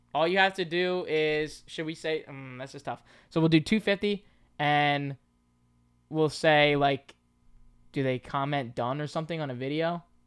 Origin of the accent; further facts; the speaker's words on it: Pennsylvania, United States; also born or lived in Bronx, New York; I was born in the Bronx. I moved to Pennsylvania when I was two